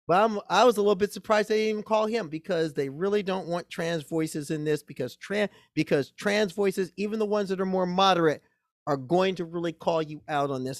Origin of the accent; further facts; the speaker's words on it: Omaha, Nebraska, United States; I grew up in Omaha, Nebraska